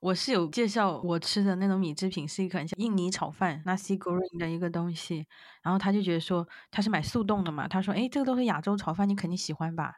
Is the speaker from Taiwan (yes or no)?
no; Yunnan, China; moved away as an adult; 我们云南那边的一个叫马老表的一个素食的那个米线